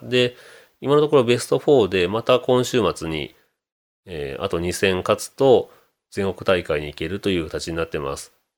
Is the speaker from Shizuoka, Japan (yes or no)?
no; Takamatsu, Kagawa, Japan; moved away; also born or lived in Yonago; 僕は生まれは高松なので